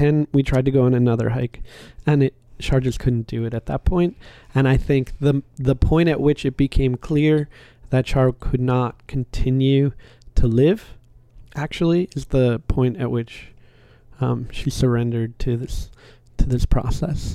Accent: East Coast, United States; moved away as an adult; now in New Orleans, United States; I grew up on the East Coast outside of New York

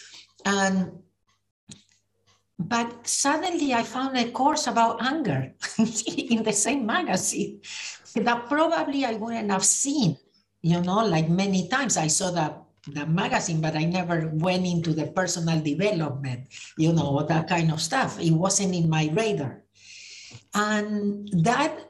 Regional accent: Argentina; moved away as an adult; now in United States; I was born in Argentina. I moved to the US in 1983

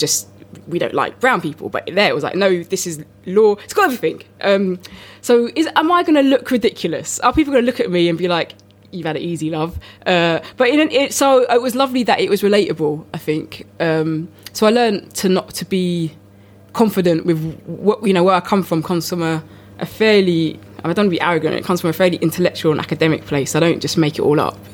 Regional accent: London, United Kingdom; my background, which is Indian, African, and from the Caribbean, and also from as a Londoner

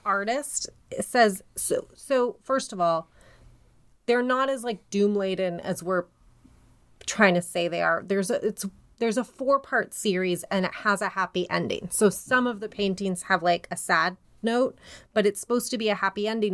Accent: Denver, Colorado, United States; my hometown's airport, D

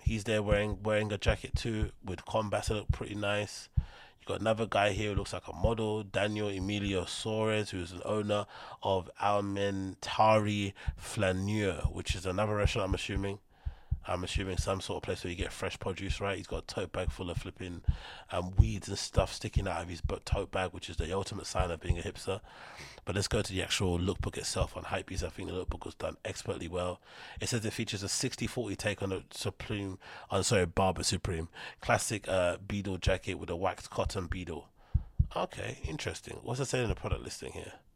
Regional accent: London, United Kingdom; somebody like myself who's from London

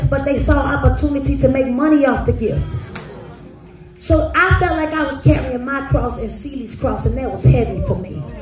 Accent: High Point, North Carolina, United States; I'm from High Point, North Carolina.

